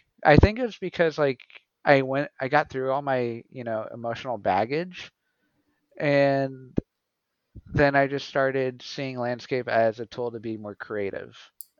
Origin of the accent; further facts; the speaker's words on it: Portales, New Mexico, United States; I'm originally from New Mexico, the Southwest. I was born in Portales, New Mexico. It's a small town.